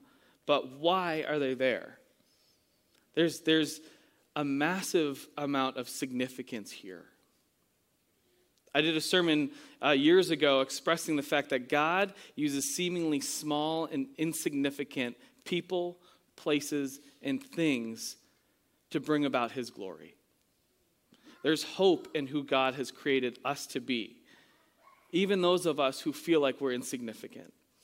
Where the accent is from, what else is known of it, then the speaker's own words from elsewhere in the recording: New England, United States; moved away; I'm from New England